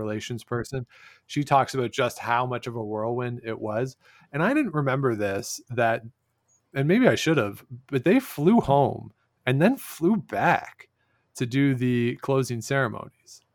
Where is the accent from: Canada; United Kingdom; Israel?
Canada; born or raised there